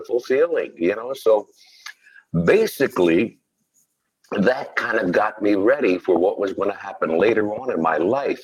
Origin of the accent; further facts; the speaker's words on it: Philadelphia, Pennsylvania, United States; they moved into South Philadelphia. And that's where I was born and raised.